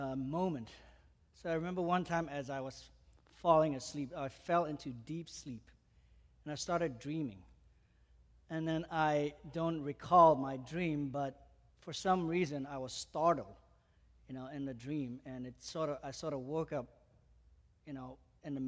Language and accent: English; Malaysia; moved away; I grew up in Malaysia, I came to know the Lord at the age of 15.